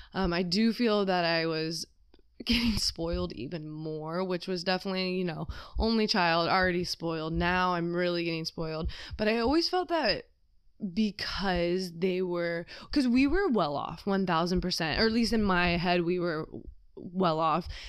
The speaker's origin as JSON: {"language": "English", "region": "California", "country": "United States", "tie": "born or raised there", "also_born_or_lived": "Ohio / Chicago"}